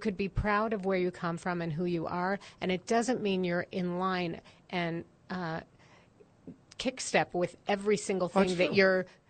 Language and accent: English; Chicago, Illinois, United States; now in Jerusalem, Israel; I grew up in Chicago